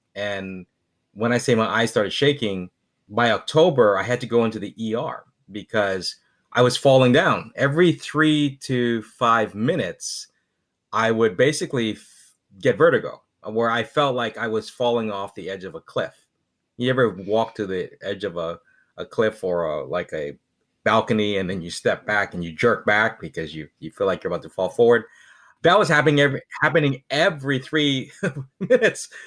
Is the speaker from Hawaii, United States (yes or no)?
yes; Hawaii, United States; being from Hawaii